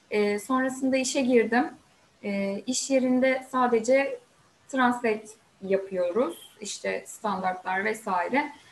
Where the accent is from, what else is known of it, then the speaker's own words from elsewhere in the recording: Sakarya, Turkey; also born or lived in Samsun; ben 84 1984 e, Sakarya doğumluyum. Ee, ve yaşamımın çok uzun bir süresini Sakarya'da geçirdim. Sadece üniversiteyi 4 yıl e, Samsun'da okudum.